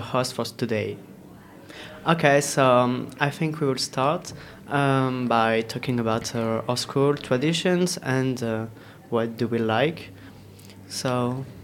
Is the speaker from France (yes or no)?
yes; France; We are three French people